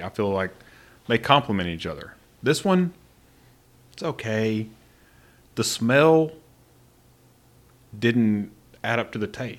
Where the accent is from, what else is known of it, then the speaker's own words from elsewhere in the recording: Marshall, Texas, United States; I grew up in Marshall, Texas.